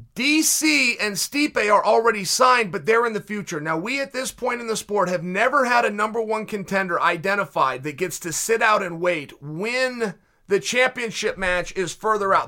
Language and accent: English; Portland, Oregon, United States; here in my hometown